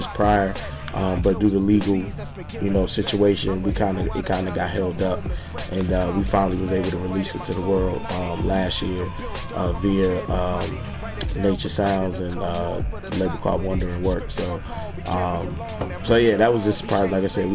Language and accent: English; Virginia, United States; I grew up in Virginia